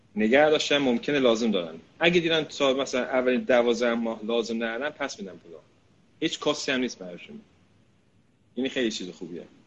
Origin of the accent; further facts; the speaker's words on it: United Kingdom; من اینجا بزرگ شدم